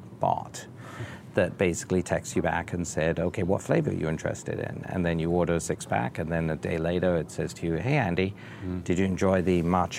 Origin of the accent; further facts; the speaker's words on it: England, United Kingdom; now in United States; as a Brit